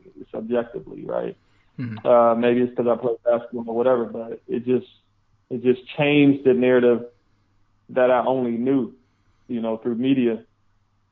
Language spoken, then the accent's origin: English; Detroit, Michigan, United States; I grew up in Detroit, Michigan